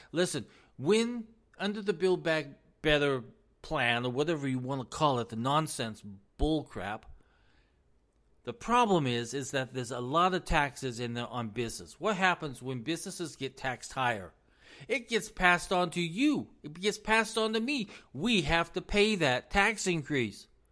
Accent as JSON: {"language": "English", "country": "United States", "said": "as American citizens"}